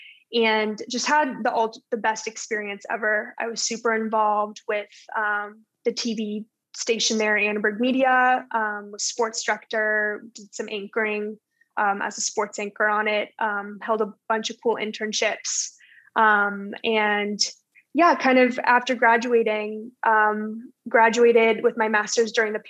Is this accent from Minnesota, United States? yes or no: no; Los Angeles, California, United States; also born or lived in New York; I was born in New York, moved out to LA when I was 2 years old. So again, really didn't experience the city at all, or can call myself a New Yorker. And then lived in the Palisades for my whole life.